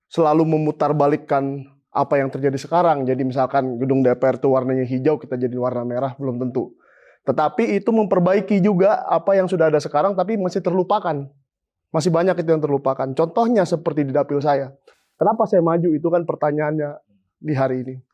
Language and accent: Indonesian; North Sumatra, Indonesia; dari Tapanuli, daerah kampung saya itu, Tapanuli Utara, Humbang Hasundutan, Samosir dan segala macam